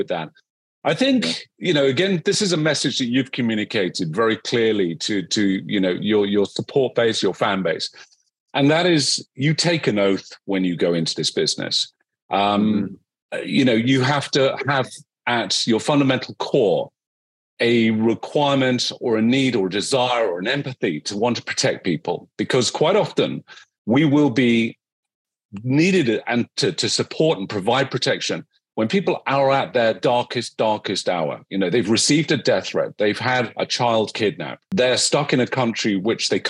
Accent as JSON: {"language": "English", "country": "United Kingdom", "said": "I am a Brit"}